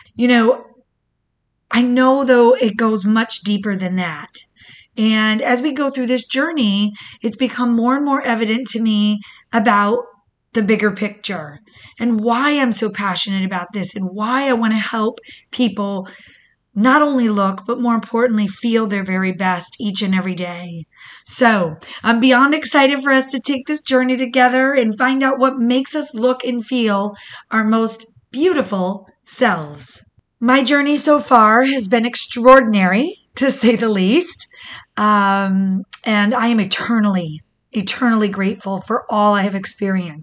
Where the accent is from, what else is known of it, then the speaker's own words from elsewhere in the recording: Michigan, United States; now in Florida, United States; I was born in Michigan, to the most beautiful and resilient single mother